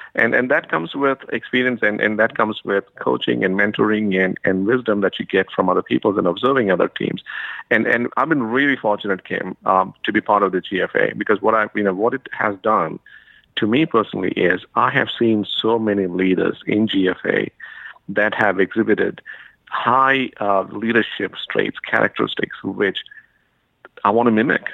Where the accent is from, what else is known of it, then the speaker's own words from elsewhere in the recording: India; moved away as an adult; now in United States; I'm from India originally, so I got to the U.S.